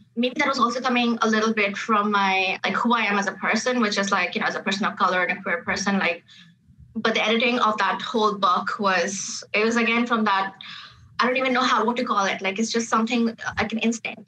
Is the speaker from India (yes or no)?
no; Dubai, United Arab Emirates; moved away as an adult; now in Canada; I grew up in Dubai. My formative years were in Dubai.